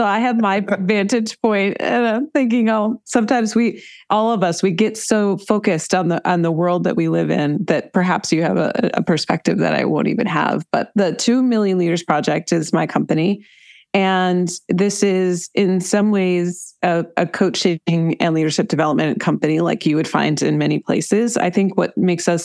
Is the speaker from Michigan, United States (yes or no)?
yes; Ann Arbor, Michigan, United States; moved away; also born or lived in Colorado; I grew up in Ann Arbor, Michigan in the United States. I moved around quite a bit, but I lived for some time in Colorado.